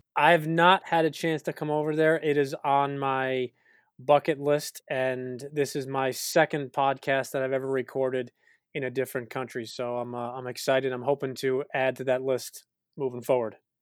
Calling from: Greenwich, Connecticut, United States; I'm calling in from Greenwich, Connecticut, in the United States.

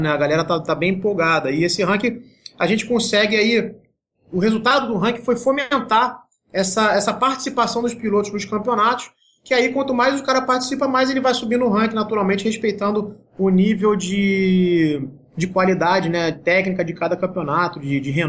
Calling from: Rio de Janeiro, Brazil; Falo aqui do Rio de Janeiro, na Ilha do Governador.

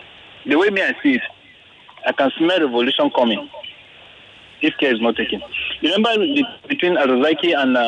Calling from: Lagos, Nigeria; I'm calling from Ikoyi.

